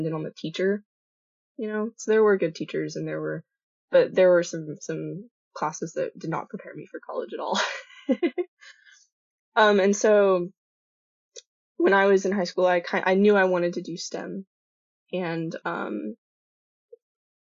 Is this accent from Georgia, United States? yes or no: no; Colleyville, Texas, United States; moved away; I am originally from Fort Worth, Texas. For my DFW people who are listening, Colleyville specifically